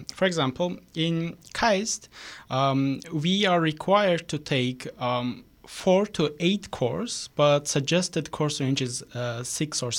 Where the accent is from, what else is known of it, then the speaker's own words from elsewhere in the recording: Sumgait, Azerbaijan; moved away as an adult; also born or lived in South Korea; now in Canada; I was born and raised in the second largest city of the Azerbaijan called Sumgayit, pretty close to capital city Baku